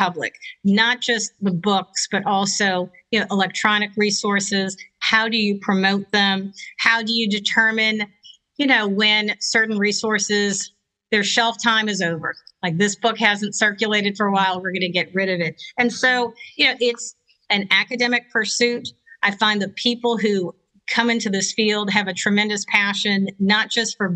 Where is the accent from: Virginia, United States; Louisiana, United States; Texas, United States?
Louisiana, United States; Lower Plaquemines Parish; as a kid, I grew up in Lower Plaquemines Parish, so the tip of the boot of Louisiana